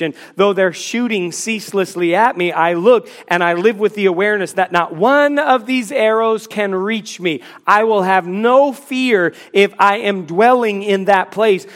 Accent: Washington, District of Columbia, United States; now in Charlotte, United States; I grew up in the Washington, D C area

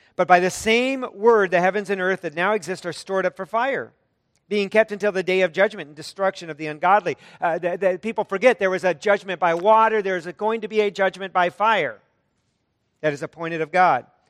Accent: United States; an American

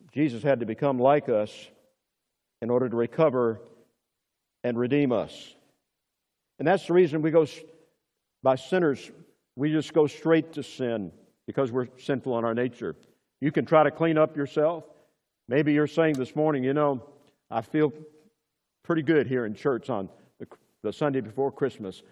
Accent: Murfreesboro, Tennessee, United States; my hometown in Tennessee, Murfreesboro, Tennessee

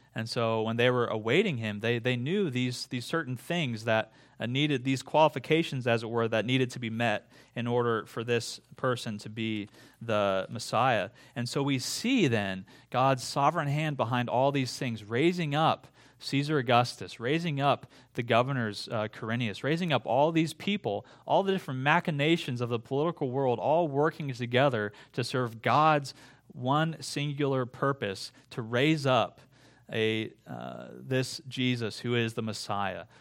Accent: Iowa, United States; growing up in Iowa

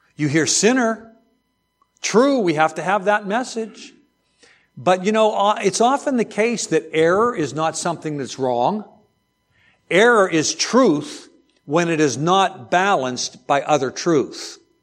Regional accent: outside of Pittsburgh, Pennsylvania, United States; growing up outside of Pittsburgh, steel country

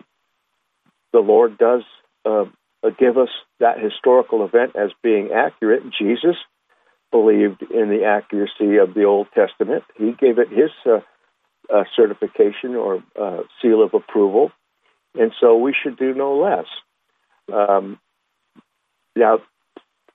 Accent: Huntington Beach, California, United States; I grew up in Huntington Beach, California

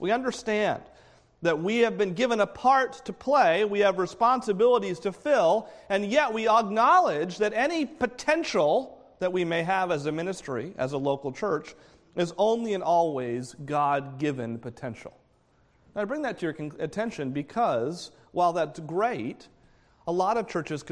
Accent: New England, United States; moved away; I grew up in New England.

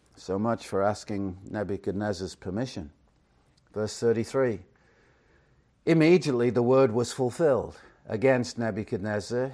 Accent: Chester, North West England, United Kingdom; now in Phoenix, United States; originally, as you might know, I'm from England, Chester, England to be precise.

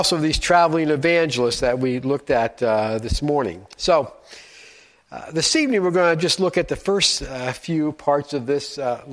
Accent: Frankfort, Indiana, United States; moved away; I was born and raised in a small town about an hour north of here called Frankfort, Indiana.

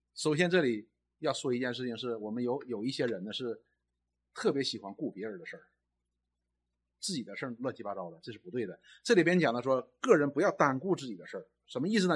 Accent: China; 我们中国人

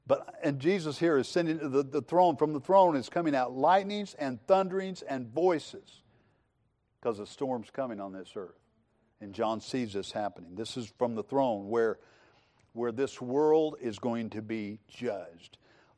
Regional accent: Missouri, United States; I grew up in Southwest Missouri, and we had storms, okay? We had big storms.

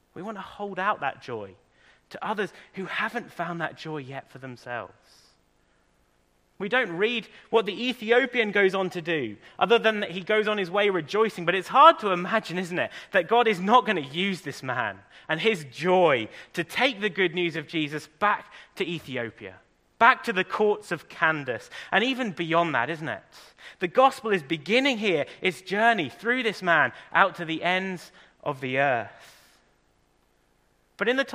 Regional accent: England, United Kingdom; now in Ireland; I'm English

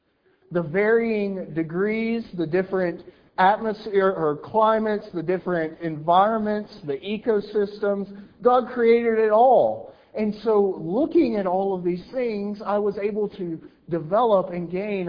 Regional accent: Alabama, United States; I'm from Alabama. You may not be able to tell because I've masked my accent, but I can be Southern.

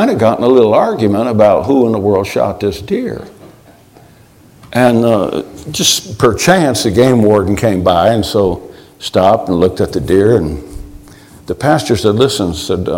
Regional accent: Michigan, United States; I grew up in Michigan.

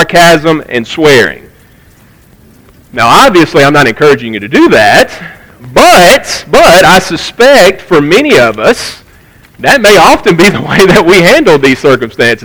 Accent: United States; we as American Christians in 2023

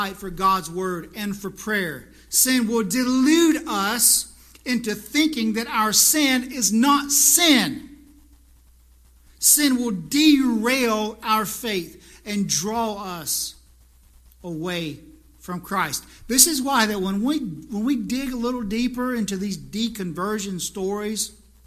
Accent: South Carolina, United States; moved away; I just went to South Carolina, my hometown, a few weeks ago

